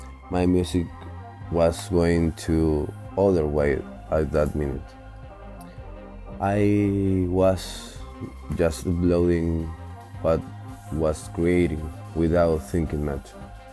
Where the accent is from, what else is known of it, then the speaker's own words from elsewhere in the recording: Chile; born there; My mother is Argentinian, my father is Chilean. I was born in Chile.